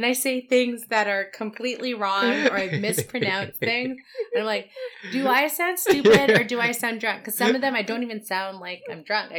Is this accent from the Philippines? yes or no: yes; Philippines; I am from the Philippines and I am a goddess.